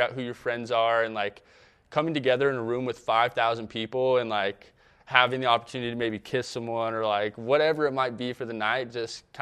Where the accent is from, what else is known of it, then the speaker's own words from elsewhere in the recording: Provo, Orem, Utah, United States; also born or lived in New York; my hometown here in Utah, Provo, Orem, all the little local cities